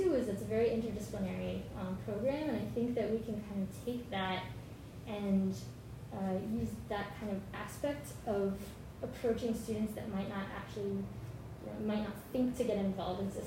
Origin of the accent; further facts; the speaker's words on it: Dallas-Fort Worth area, Texas, United States; moved away; I'm originally from Texas, and from where I lived, there's a lot of pavement, a lot of highways, not a whole lot else going on. So I'm from the Dallas-Fort Worth area.